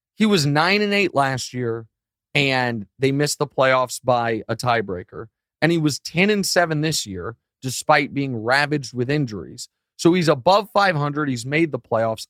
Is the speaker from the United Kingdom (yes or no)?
no; Missouri, United States; born or raised there